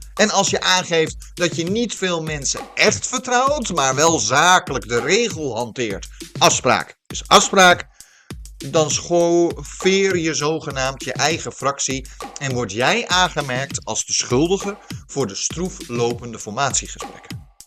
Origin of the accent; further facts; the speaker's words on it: Netherlands; we als Nederlanders